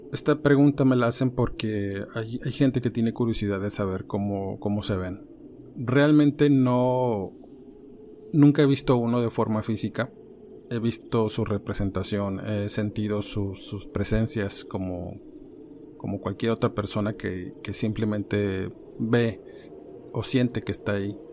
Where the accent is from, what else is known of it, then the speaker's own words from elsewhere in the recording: Ciudad Madero, Tamaulipas, Mexico; yo soy oriundo de ahí, soy originario de Ciudad Madero, Tamaulipas.